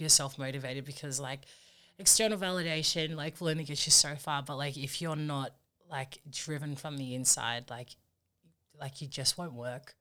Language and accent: English; Sydney, New South Wales, Australia; now in Campbelltown, Australia; I'm a proud Australian-born Fijian. Um, my parents came over here um, in the 80s, and so our lives kind of were built from here. Um, we grew up in the Bexley area